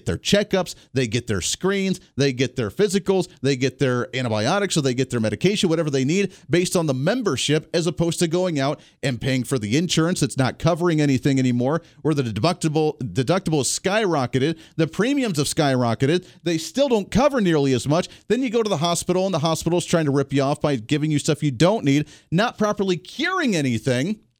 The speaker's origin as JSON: {"language": "English", "region": "Ohio", "country": "United States", "tie": "born or raised there", "moved": "yes", "lives_now": "Wichita, United States", "said": "Where I grew up in Ohio area, there's a lot of auto industry."}